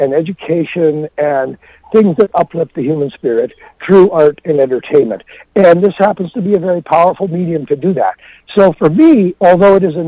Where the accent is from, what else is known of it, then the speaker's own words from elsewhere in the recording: Rockford, Illinois, United States; Rockford, Illinois, which is my hometown